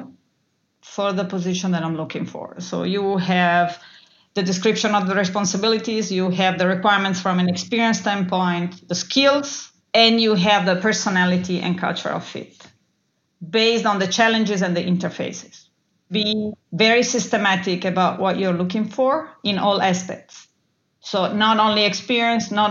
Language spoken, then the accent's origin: English; Italy; I grew up in Italy